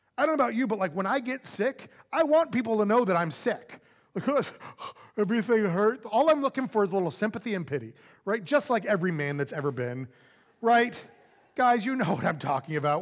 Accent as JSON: {"language": "English", "region": "Florida", "country": "United States", "tie": "born or raised there", "also_born_or_lived": "California / Saint Louis, Missouri", "moved": "as an adult", "lives_now": "Texas, United States", "said": "growing up in Florida with a very southern family"}